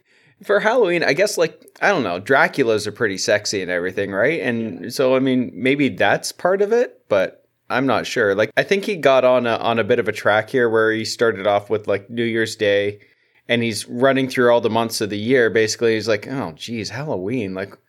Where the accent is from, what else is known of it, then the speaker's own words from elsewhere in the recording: Canada; I'm Canadian, so